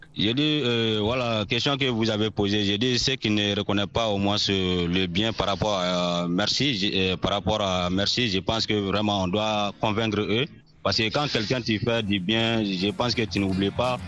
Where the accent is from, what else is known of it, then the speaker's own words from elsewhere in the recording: Mali; toujours dans mon village natal